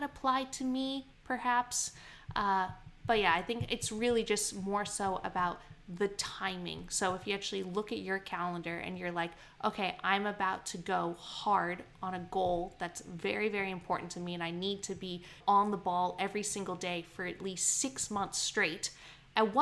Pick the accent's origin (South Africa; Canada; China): Canada; now in Queensland, Australia; I grew up in Canada